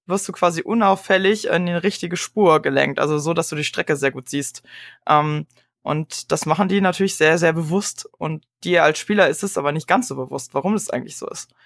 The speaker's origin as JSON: {"language": "German", "region": "Berlin", "country": "Germany", "said": "ich komme ja aus Berlin"}